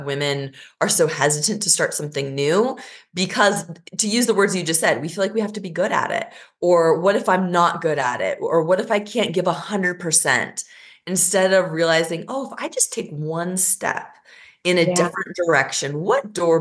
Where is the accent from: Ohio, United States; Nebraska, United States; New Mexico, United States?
Nebraska, United States; Lincoln; also born or lived in Versailles, France; I was born in Versailles, France, and then moved to Lincoln, Nebraska